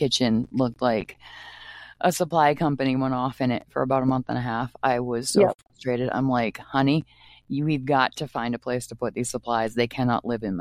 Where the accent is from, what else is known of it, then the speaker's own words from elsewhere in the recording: Maine, United States; now in Minnesota, United States; I grew up in Maine